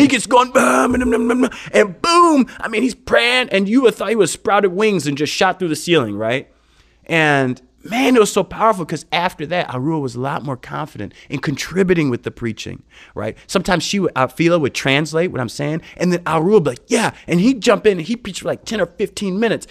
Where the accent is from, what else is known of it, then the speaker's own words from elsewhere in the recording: United States; moved away as an adult; now in India; being an American, growing up in America